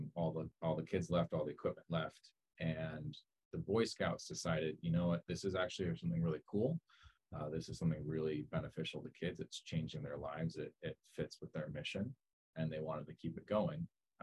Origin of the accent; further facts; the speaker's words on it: Southern California, United States; also born or lived in Marin; I came down from Marin to USC, actually, to coach the men, because I'm from Southern California. My wife is as well.